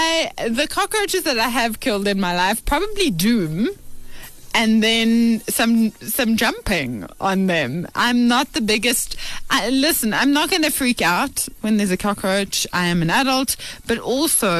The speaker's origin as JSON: {"language": "English", "country": "South Africa", "said": "as South Africans"}